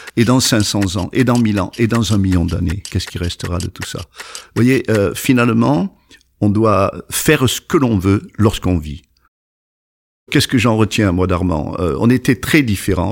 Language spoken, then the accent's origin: French; Provence-Alpes-Côte d'Azur, France; also born or lived in Le Muy; now in New York, United States; Je suis né dans les Alpes de Haute-Provence, dans un petit village qui n'est même pas un village